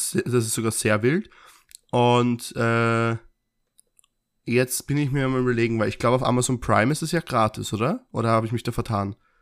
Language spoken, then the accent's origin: German; Austria; wir als Österreicher